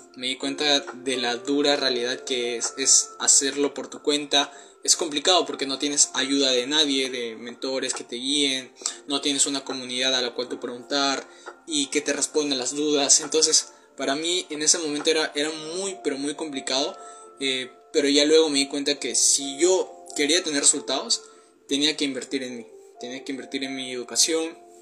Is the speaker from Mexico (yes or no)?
no; Peru; tengo 19 años, soy de Perú